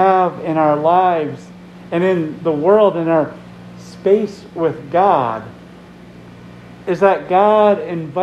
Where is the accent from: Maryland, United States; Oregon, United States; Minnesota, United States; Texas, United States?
Minnesota, United States; So a Minnesotan. We're all Minnesotans here